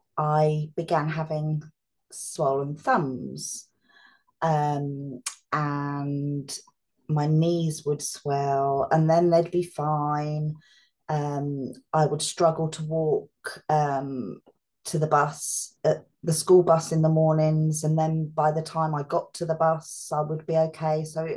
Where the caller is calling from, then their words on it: East of England, United Kingdom; So I'm in England. I live near Bedford and Milton Keynes, which is about 40 minutes on a train from London.